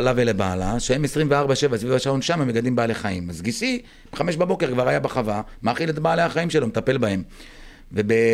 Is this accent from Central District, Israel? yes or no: no; Patish, Southern District, Israel; also born or lived in Moshav Maslul; now in Maslul, Israel; אני נולדתי וגדלתי במושב פטיש